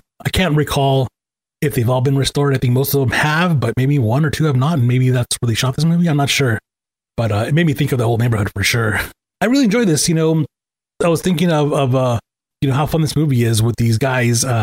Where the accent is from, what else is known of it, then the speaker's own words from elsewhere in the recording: Los Angeles, California, United States; I grew up in Angelina Heights area of Echo Park